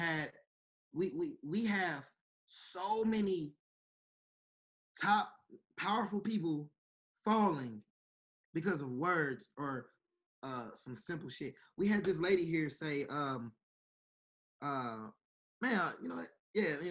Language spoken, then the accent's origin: English; Chicago, Illinois, United States; now in Milwaukee, United States; I'm from Chicago.